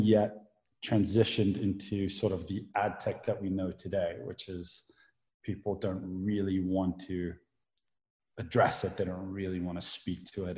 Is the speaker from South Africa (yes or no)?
yes; South Africa; moved away; I grew up in South Africa